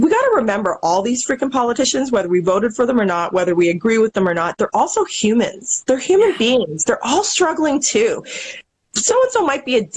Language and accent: English; Canada; I'm Canadian